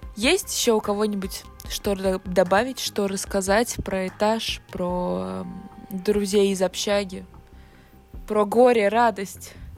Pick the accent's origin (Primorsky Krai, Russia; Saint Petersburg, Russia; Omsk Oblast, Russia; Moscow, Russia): Moscow, Russia; Я, конечно, из Москвы